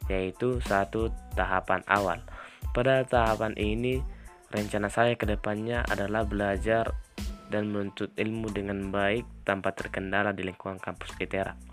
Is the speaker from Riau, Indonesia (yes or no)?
no; North Sumatra, Indonesia; Alamat saya dari Parik Matia, Desa Situluama, Kecamatan Payajulu, Kabupaten Tapanuli Utara, Provinsi Sumatera Utara.